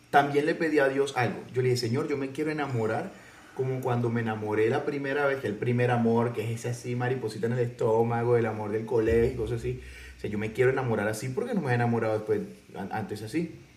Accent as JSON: {"language": "Spanish", "country": "El Salvador", "said": "El Salvador."}